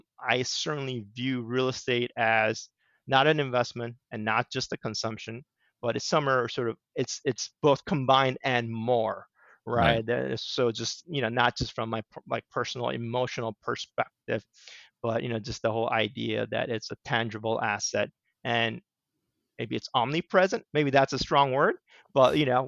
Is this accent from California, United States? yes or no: yes; Southern California, United States; moved away as an adult; also born or lived in Washington, D.C. / New York City; now in Connecticut, United States; I grew up in Southern California.